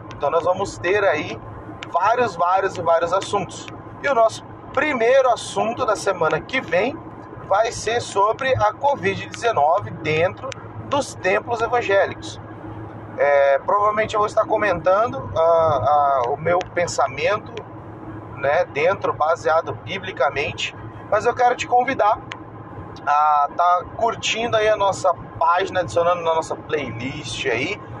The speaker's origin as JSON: {"language": "Portuguese", "town": "Porto Velho", "region": "Rondônia", "country": "Brazil", "tie": "born or raised there", "moved": "yes", "lives_now": "Avaré, Brazil", "said": "eu sou natural de Porto, velho Rondônia, mas moro hoje em Avaré, interior de São Paulo."}